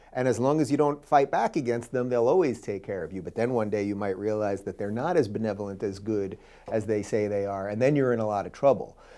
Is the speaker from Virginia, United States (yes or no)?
no; New York, United States; I grew up in New York.